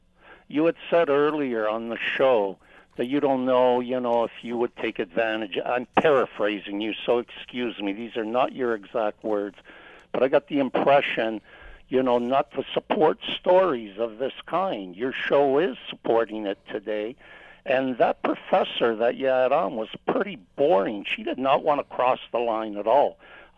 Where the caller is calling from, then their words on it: Toronto, Ontario, Canada; I'm calling from Toronto.